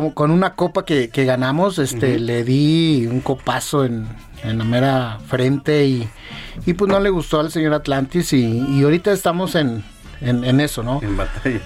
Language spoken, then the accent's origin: Spanish; Torreón, Coahuila, Mexico; moved away as an adult; now in Mexico City, Mexico; yo soy de, de Torreón, Coahuila